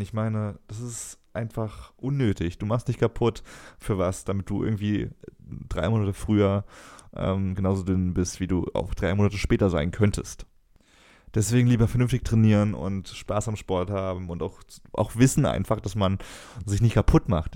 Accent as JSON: {"language": "German", "town": "Cologne", "region": "North Rhine-Westphalia", "country": "Germany", "said": "muss ich als Kölner auch sagen"}